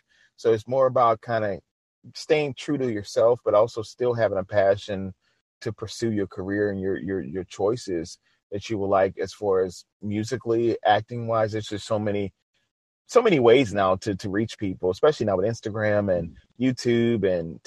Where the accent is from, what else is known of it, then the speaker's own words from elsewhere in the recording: New Orleans, Louisiana, United States; my hometown, which is New Orleans.